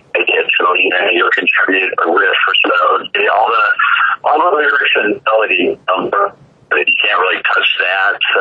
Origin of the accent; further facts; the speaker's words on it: Chicago, Illinois, United States; I grew up in Chicago